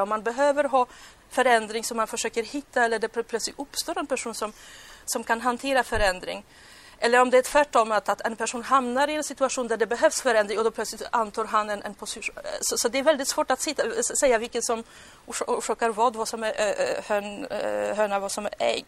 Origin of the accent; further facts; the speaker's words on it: Poland; Swedish is a second language; now in Sweden; nu kommer jag på mitt hemland